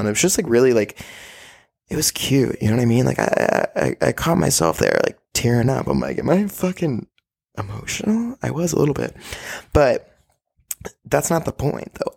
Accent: Austin, Texas, United States; moved away as an adult; also born or lived in Orange, California; Austin is a place that's gonna be there for me and will always be there for me, and I have family and dogs and my grandparents are here, and it's just an awesome place, and I love my hometown

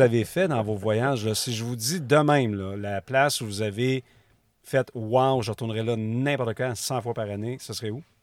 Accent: Rimouski, Quebec, Canada; Je viens de Rimouski.

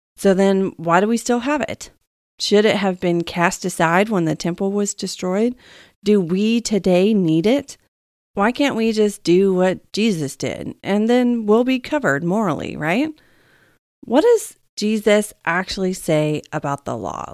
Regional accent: Texas, United States; I'm from Texas

